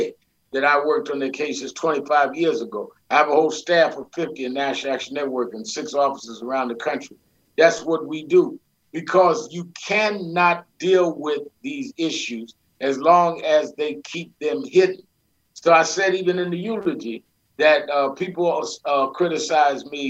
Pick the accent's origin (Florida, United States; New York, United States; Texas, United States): New York, United States; New York City; I grew up in Brooklyn, New York